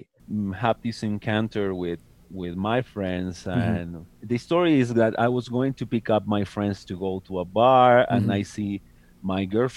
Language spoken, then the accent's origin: English; Buenos Aires, Argentina; moved away; I moved from Buenos Aires because I'm from Argentina.